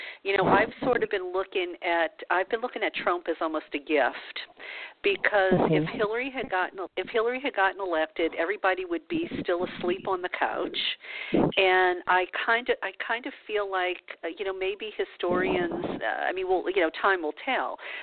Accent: Louisiana, United States; I'm from Louisiana

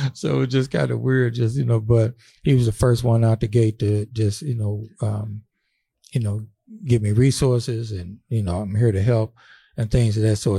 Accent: St. Louis, Missouri, United States; we grew up together in Saint Louis

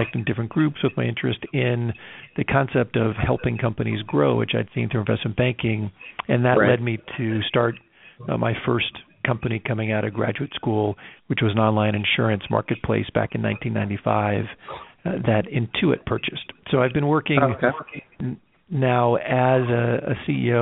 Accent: Ithaca, New York, United States; now in California, United States; I grew up in Ithaca, New York

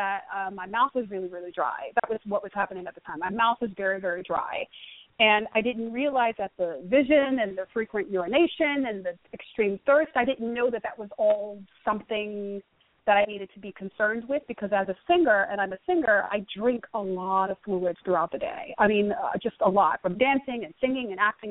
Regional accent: New York, United States; I'm from New York. Born and raised in New York.

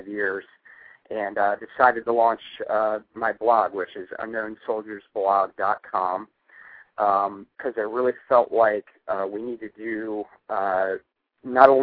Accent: Northern Virginia, United States; I grew up in the Northern Virginia area

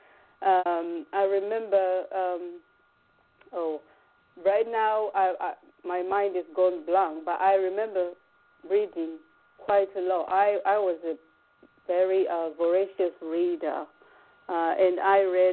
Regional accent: Chinhoyi, Mashonaland West, Zimbabwe; moved away as an adult; now in England; Growing up in Zimbabwe

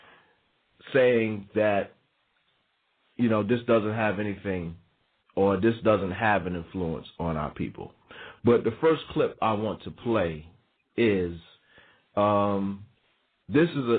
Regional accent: New York, United States; also born or lived in the South; growing up in New York, being born in New York, spending part of my life in the South, and part of my life coming back to New York

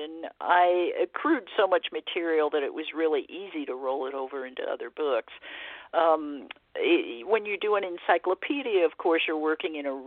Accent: Arcadia, California, United States; I grew up here in the Southern California area in the 60s mainly, when it was kind of the golden age of trick-or-treat. Our whole neighborhood in Arcadia was into it

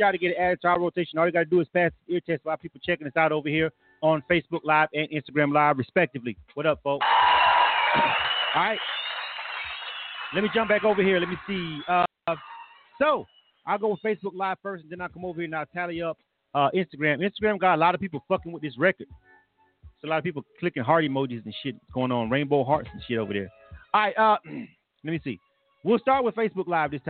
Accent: Bay County, Florida, United States; Shout out to my hometown.

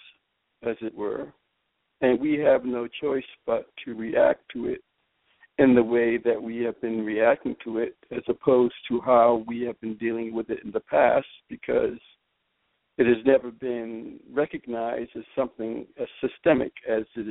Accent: Boston, Massachusetts, United States; I'm from Boston, Massachusetts

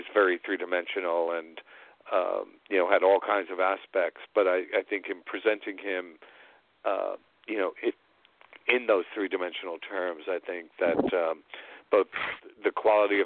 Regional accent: New York City, New York, United States; moved away as an adult; also born or lived in Bloomington, Indiana / Atlanta, Georgia; I'm from New York City originally

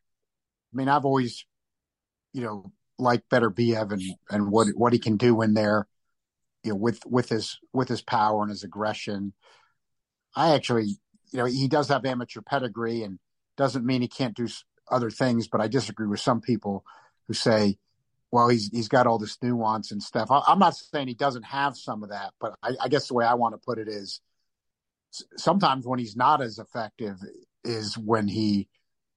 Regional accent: New Jersey, United States; where I'm from in Jersey, and when I'm in Jersey, where I spend my time, house in my hometown

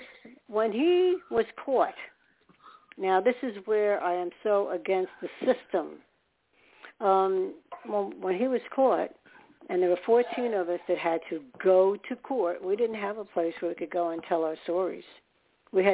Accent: New York, United States; moved away; also born or lived in Staten Island, New York; I was born in New York, so I was comfortable in the city

